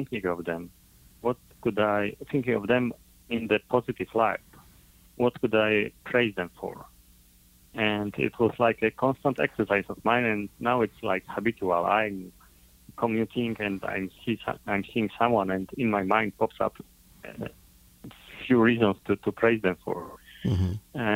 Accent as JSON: {"language": "English", "country": "Poland", "said": "I'm coming from Poland, Europe"}